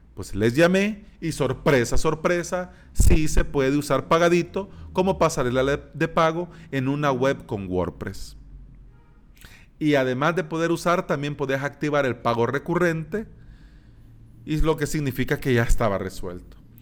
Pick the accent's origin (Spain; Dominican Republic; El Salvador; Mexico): El Salvador; aquí en mi país, en El Salvador.